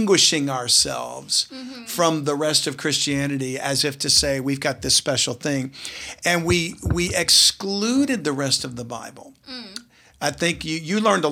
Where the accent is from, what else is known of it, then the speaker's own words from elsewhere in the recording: South Louisiana, United States; growing up in South Louisiana, in a family that didn't attend a church